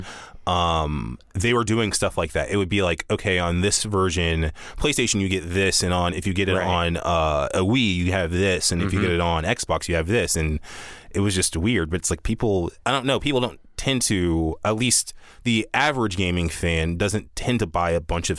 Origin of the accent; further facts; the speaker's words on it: the South, United States; Yeah, I'm from the South, and it's a big deal there.